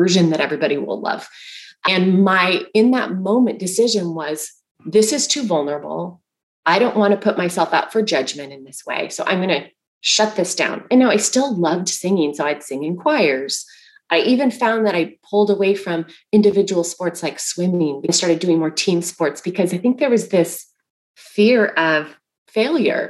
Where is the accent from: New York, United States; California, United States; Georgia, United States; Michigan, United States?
California, United States; Bakersfield; when I was a little girl, I grew up in Bakersfield, California